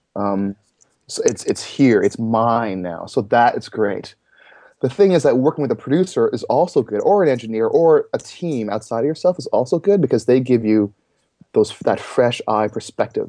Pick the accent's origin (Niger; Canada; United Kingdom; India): Canada; Toronto, Ontario; I'm from Toronto, Canada area, you know, somewhere in that Toronto vicinity